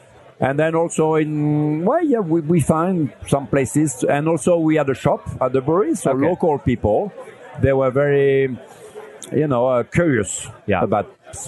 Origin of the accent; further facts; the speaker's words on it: Lille, Hauts-de-France, France; I'm from Lille, from northern France.